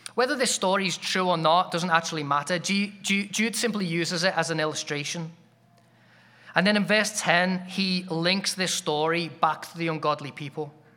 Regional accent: England, United Kingdom; as an Englishman, that sounds like a compliment, 'cause I grew up in a giant cold shower

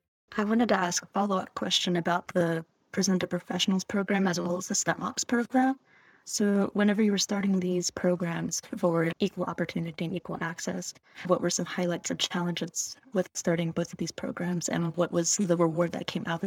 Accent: United States; Growing up in America from a low-income background as a first-generation student

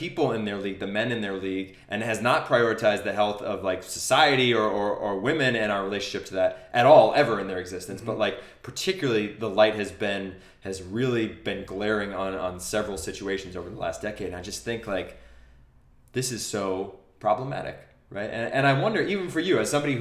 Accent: New Hampshire, United States; moved away; I go back to my hometown in New Hampshire

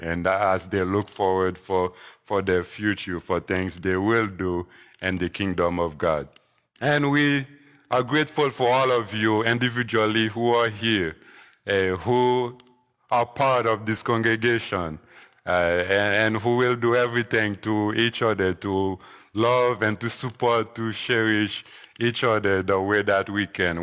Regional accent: Haiti; moved away; growing up in Haiti when I was younger

